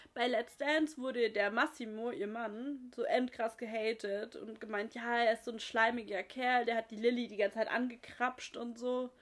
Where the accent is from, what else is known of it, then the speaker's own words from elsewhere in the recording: near Pforzheim, Baden-Württemberg, Germany; aus Pforzheim, in der Nähe, wo ich herkomme